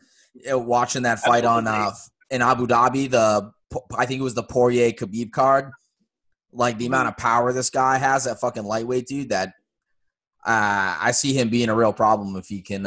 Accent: Cape Cod, Massachusetts, United States; I was born on Cape Cod

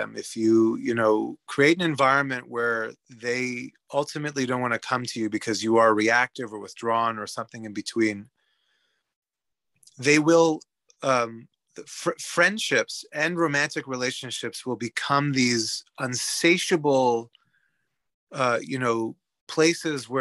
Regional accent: Canada; moved away as an adult; now in Sweden; I emigrated from Canada to Sweden 3 years ago

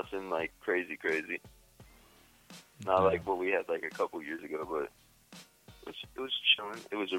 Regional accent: Florida, United States; I'm from Florida.

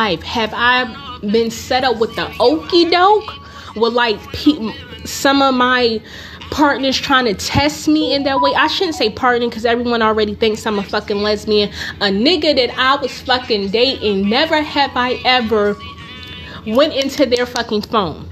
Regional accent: Newark, New Jersey, United States; I'm from Newark.

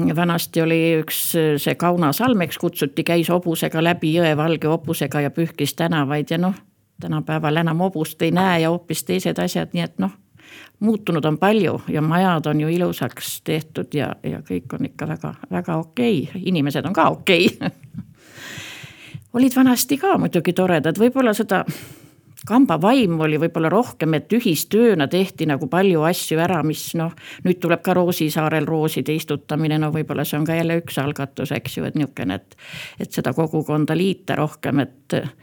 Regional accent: Päinurme, Järva County, Estonia; also born or lived in Põltsamaa / Paide district; mina olen üldiselt pärit siit kõrvalt Päinurmest, olen Põltsamaal siin koolis käinud

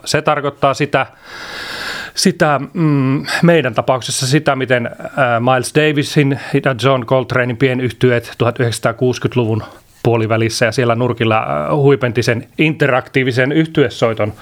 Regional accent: Iisalmi, North Savo, Finland; meillä on Iisalmessa semmoinen, mistä mä oon kotoisin

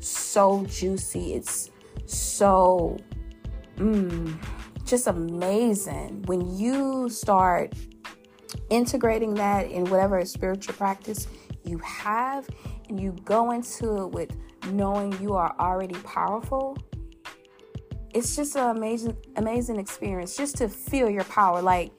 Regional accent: Louisiana, United States; my home state, that boot state, that who that state, you know, the state with the best gumbo and Mardi Gras, you know, that partying state. Y'all know what it is, Louisiana

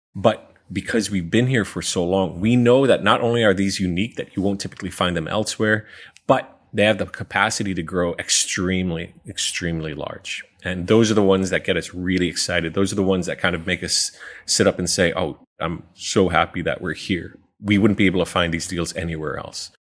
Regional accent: New York City, New York, United States; moved away as an adult; now in Singapore; I'm originally from New York City

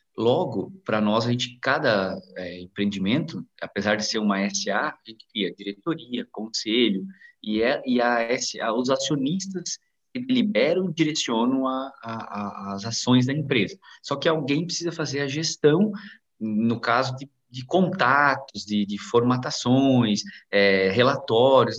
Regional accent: Águas Frias, Santa Catarina, Brazil; also born or lived in Nova Erechim; eu nasci em Nova Erechim, é, mas me criei em Águas Frias.

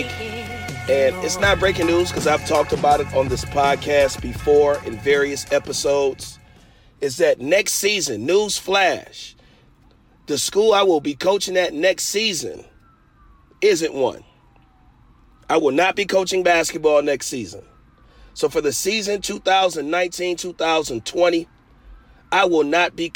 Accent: Detroit, Michigan, United States; I'm from Detroit

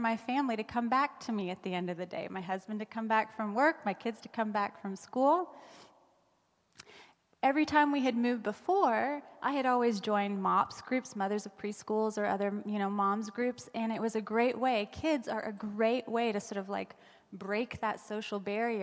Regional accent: United States; moved away as an adult; now in Canada; I'm American

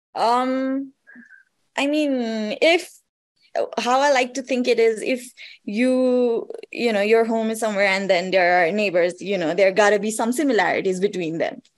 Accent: Kathmandu, Bagmati, Nepal; the place that is most developed is obviously kathmandu and that's where i'm

